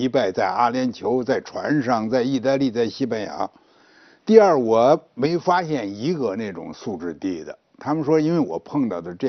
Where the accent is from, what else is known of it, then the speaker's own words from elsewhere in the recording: Guangdong, China; 那比比咱们广东人还厉害哇！